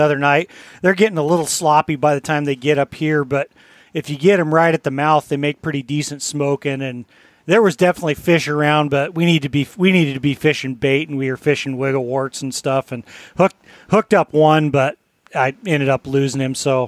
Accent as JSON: {"language": "English", "region": "Colorado", "country": "United States", "tie": "born or raised there", "moved": "yes", "lives_now": "Alaska, United States", "said": "growing up in Colorado"}